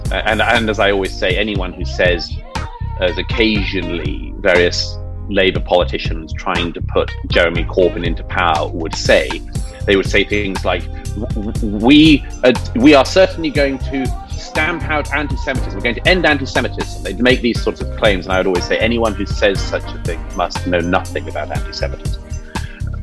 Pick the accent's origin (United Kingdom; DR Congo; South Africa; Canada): United Kingdom; London; when I was growing up in Britain in the 80s